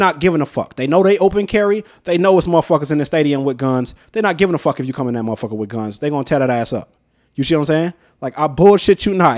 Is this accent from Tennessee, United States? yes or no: no; North Las Vegas, Nevada, United States; life growing up in North Town